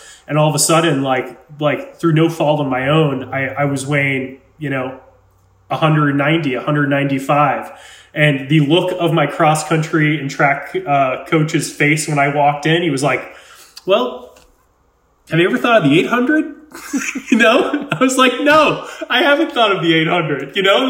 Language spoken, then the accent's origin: English; Amherst, Massachusetts, United States; I grew up in Western Massachusetts in a town called Amherst. It's a five college area.